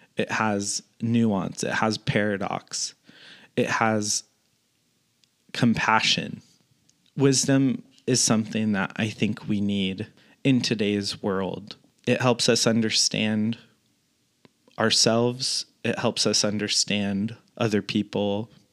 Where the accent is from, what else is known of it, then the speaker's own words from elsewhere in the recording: Northern California, United States; moved away as an adult; also born or lived in Washington; now in Southern California, United States; I grew up in Northern California